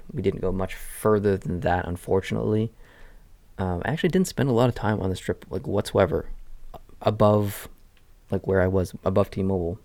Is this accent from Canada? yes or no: yes; Canada; as a Canadian going to America